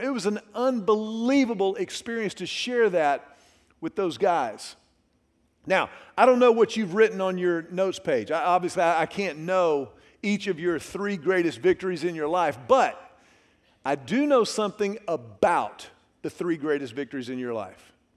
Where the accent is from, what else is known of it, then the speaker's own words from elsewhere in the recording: Houston, Texas, United States; also born or lived in Dallas; I grew up in Houston during the Love You Blue era of the Houston Oilers.